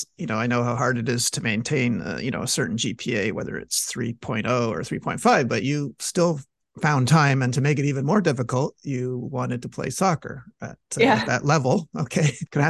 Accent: Montreal, Quebec, Canada; also born or lived in Tucson; I'm from Montreal.

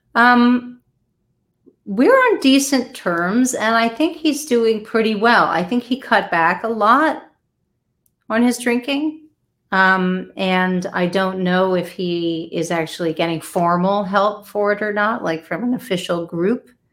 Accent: Delaware, United States; moved away; I'm originally from Delaware

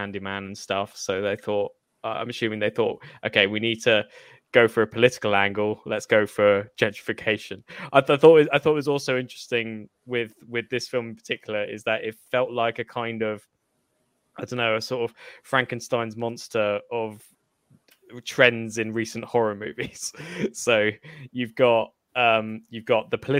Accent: United Kingdom; as a British person

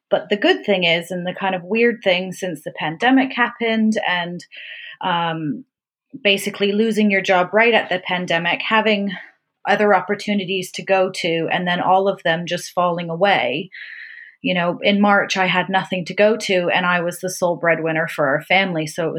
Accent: Canada; accent: Canadian; moved away as an adult; also born or lived in Vancouver, Canada; now in Brightwell, United Kingdom; I am a born and raised Canadian

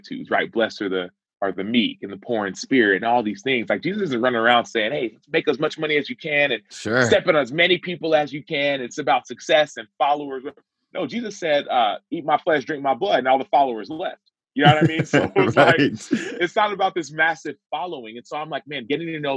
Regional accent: Dallas, Texas, United States; I was born in Dallas, Texas, I was raised in a Nigerian household.

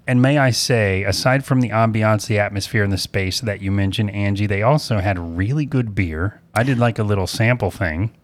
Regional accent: Apopka, Florida, United States; I'm from Apopka

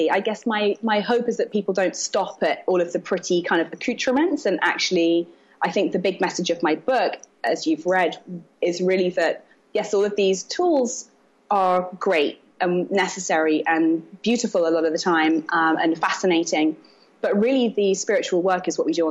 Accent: London, United Kingdom; moved away as an adult; also born or lived in Brooklyn, New York; now in New York, United States; I'm from London originally.

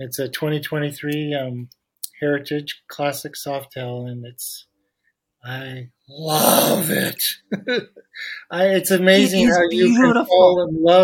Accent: Eugene, Oregon, United States; also born or lived in Portland, Oregon; growing up in Eugene

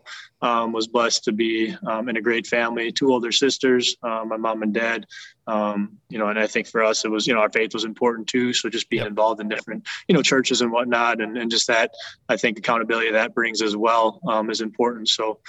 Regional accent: Wisconsin, United States; I don't know if it's every Wisconsin kid's dream, you know, growing up in Wisconsin, play for the Packers

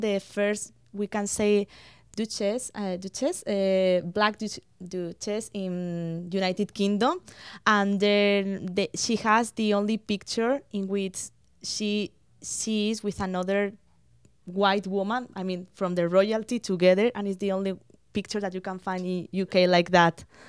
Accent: Spain; now in London, Canada; I was born in Spain. My parents are from Spain

